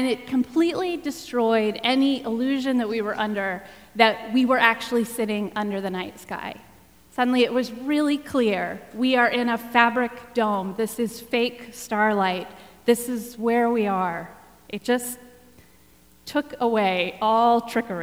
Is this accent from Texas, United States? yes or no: yes; Texas, United States; I grew up in Texas